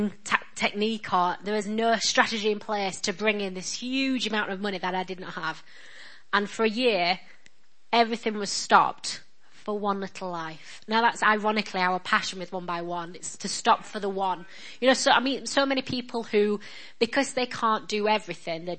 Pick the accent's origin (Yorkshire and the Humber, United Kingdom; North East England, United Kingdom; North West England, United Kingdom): Yorkshire and the Humber, United Kingdom; accent: northern; I'm just a girl from Yorkshire. My dad was a postman. My mum was a cleaner